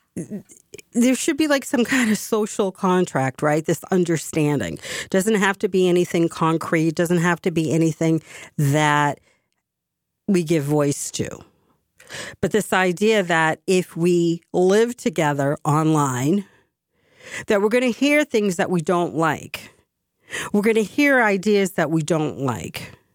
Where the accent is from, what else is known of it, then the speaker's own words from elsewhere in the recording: Massachusetts, United States; my home state